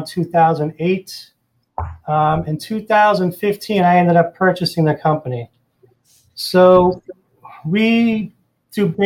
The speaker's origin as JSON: {"language": "English", "town": "Boston", "region": "Massachusetts", "country": "United States", "moved": "as an adult", "lives_now": "Florida, United States", "said": "I'm originally from the Boston area, and I worked up there for many, many years"}